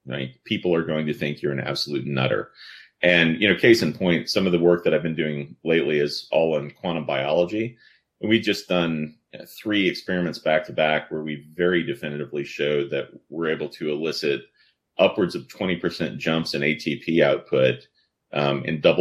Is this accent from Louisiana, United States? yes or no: yes; New Orleans, Louisiana, United States; I grew up in New Orleans